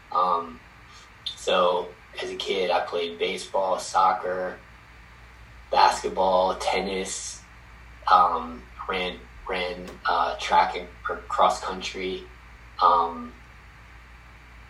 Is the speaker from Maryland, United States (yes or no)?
yes; Kent Island, Maryland, United States; I grew up in Maryland, Eastern Shore of Maryland.